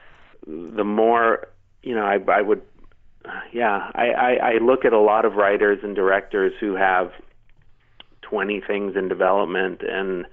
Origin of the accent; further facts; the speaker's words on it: Wisconsin, United States; I'm from Wisconsin